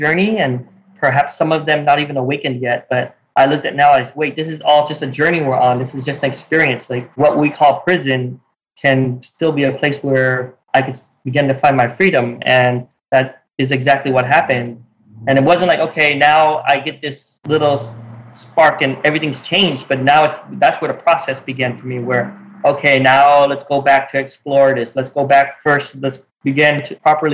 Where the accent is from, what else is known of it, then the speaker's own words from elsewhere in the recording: Utah, United States; growing up in Utah